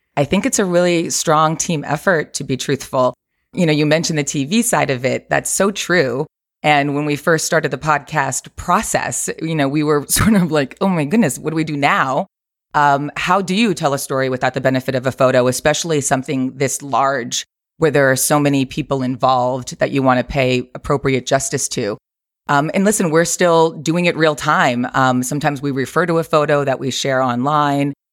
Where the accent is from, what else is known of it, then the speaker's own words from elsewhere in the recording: Lake Ronkonkoma, New York, United States; moved away as an adult; now in Los Angeles, United States; I'm from New York, uh, Long Island originally, Lake Ronkonkoma, exit 58 off the Long Island Expressway.